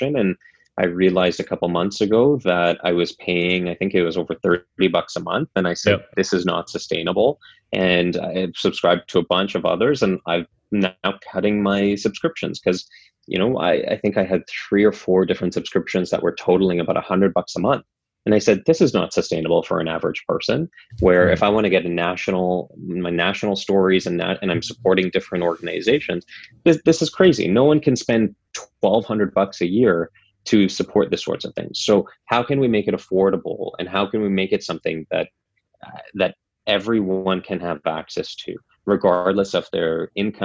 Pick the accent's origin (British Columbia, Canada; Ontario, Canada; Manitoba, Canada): British Columbia, Canada; North Shore; I grew up on the North Shore, and the North Shore News was one of my favorite outlets